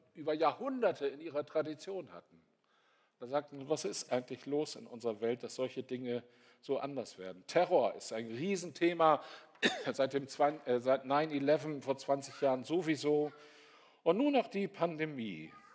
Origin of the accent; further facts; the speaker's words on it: North Sea coast, Germany; ich bin an der Nordseeküste aufgewachsen